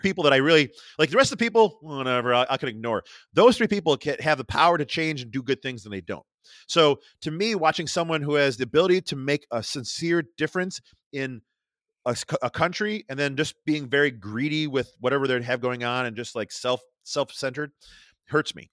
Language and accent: English; Rochester, New York, United States; accent: Rochester; my Rochester accent